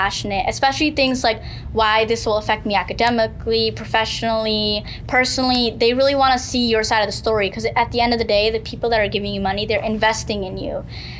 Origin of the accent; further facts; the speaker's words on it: United States; I identify like Muslim American woman, and when I was in Korea, my religion isn't painted on my face. So what people see me as is, oh, you're an American.